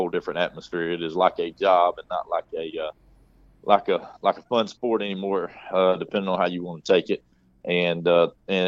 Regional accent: Dodge County, Middle Georgia, United States; also born or lived in Perry, Georgia; So I'm from Dodge County. Originally, I live in Dodge County, which is in Middle Georgia. I grew up here.

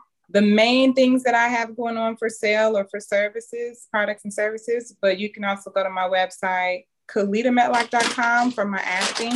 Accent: Chicago, Illinois, United States; now in Atlanta, United States; I'm from Chicago, but I live in Atlanta.

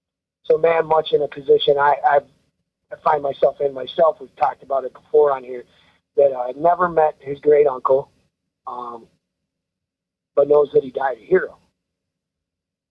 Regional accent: Rice Lake, Wisconsin, United States; I'm from Rice Lake

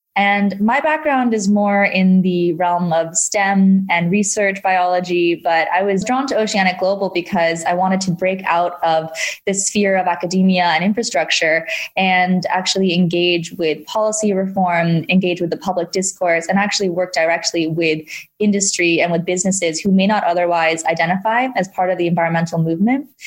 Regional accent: Hong Kong; moved away; I did grow up in Hong Kong

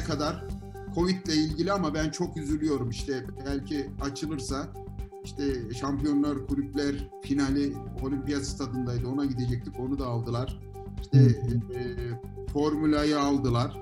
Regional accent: Ankara, Turkey; Ankaralıyız. Dolayısıyla her yere yakınız.

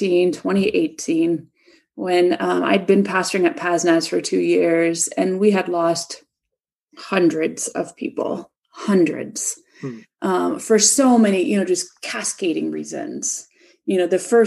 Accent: Chicago, Illinois, United States; moved away; the churches back in my hometown, Chicago

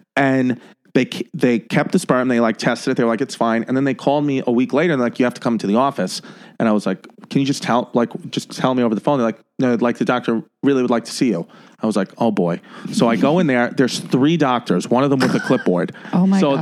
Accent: New York City, New York, United States; I was born and raised in um, Ridgewood, New York, which is on the Brooklyn Queens borderline

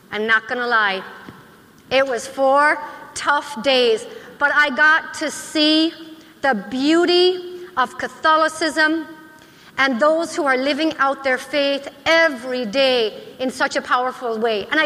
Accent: Lake Michigan, United States; my hometown on the shores of Lake Michigan

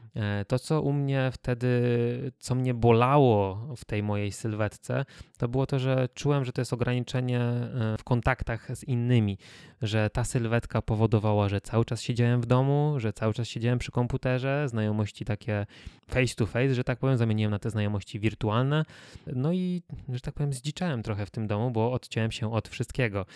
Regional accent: Kielce, Świętokrzyskie Voivodeship, Poland; jestem z Kielc i chodziłem do czwartego liceum ogólnokształcącego

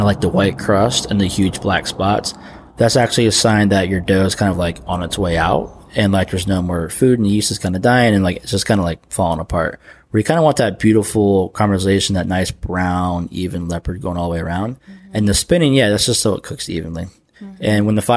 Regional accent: Pennsylvania, United States; also born or lived in Athens, Georgia; now in Savannah, United States; I'm from Pennsylvania, and Castle Valley is like literally like an hour down the road from where I grew up.

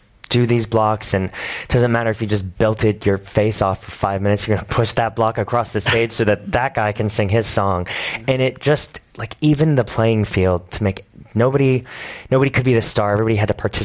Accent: New York City, New York, United States; I moved to New York when I was 9. I've lived there since then

